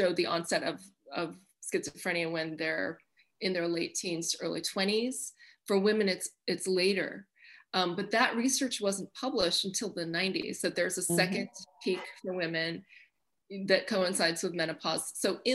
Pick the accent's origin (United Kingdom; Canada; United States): United States; Chehalis, Washington; my hometown of Chehalis, Washington